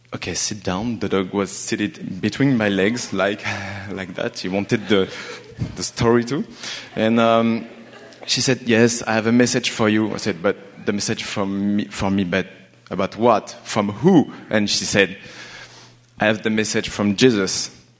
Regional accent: France; English is a second language; moved away as an adult; now in Montreal, Canada; I'm from France. I'm here in Montreal since three years

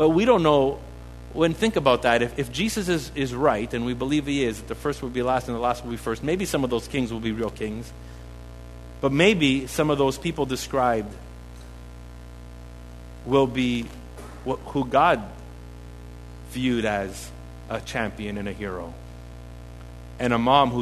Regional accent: Montreal, Quebec, Canada; we're from Montreal.

